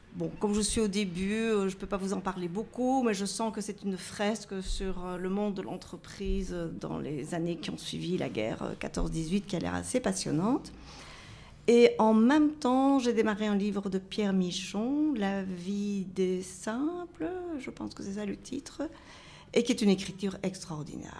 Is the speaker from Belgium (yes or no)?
yes; Brussels, Brussels-Capital Region, Belgium; je viens de Bruxelles